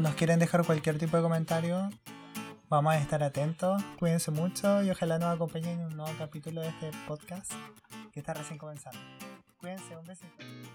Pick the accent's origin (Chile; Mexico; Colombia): Chile; Iquique, Tarapacá; moved away as an adult; now in Santiago, Chile; Nosotros somos de Iquique, y yo soy, éramos de Quique de a Santiago, yo me quedé aquí, estoy erradicada en Santiago